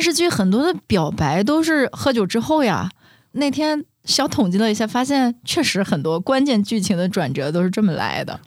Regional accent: China; 我们中国人，他比较内敛

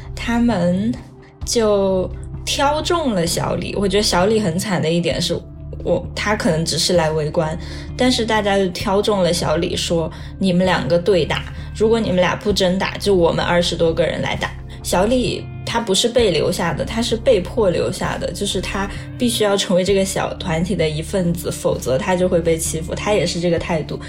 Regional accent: a small county town in Yunnan, China; moved away as an adult; now in United Kingdom; 二十六岁，我现在是英国社会学博士在读。我出生在一个云南的小县城

